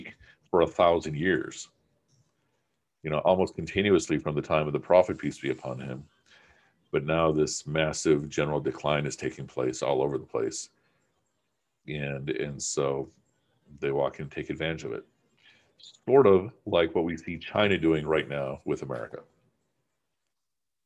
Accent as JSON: {"language": "English", "country": "Pakistan", "said": "I'm speaking as a Pakistani"}